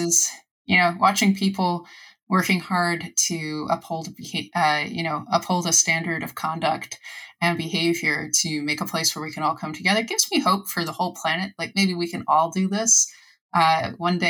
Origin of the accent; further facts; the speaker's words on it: United States; I'm an American